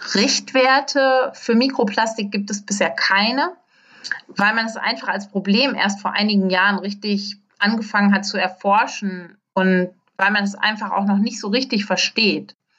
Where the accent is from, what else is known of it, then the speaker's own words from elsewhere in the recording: Germany; bei uns in Deutschland